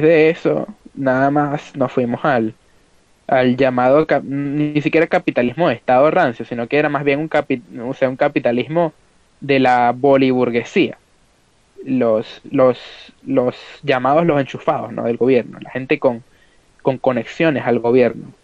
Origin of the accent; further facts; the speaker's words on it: Venezuela; moved away; al final es donde nosotros crecimos. Eh, y que estamos en el éxodo ahora